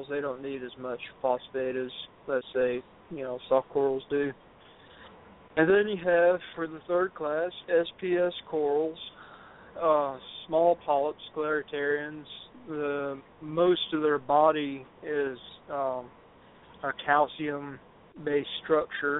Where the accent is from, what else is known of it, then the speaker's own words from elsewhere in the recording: the South, United States; I'm from the South